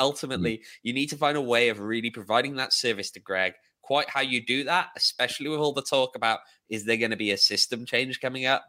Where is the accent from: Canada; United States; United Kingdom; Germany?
United Kingdom; Welsh, Wales; moved away; I'm Welsh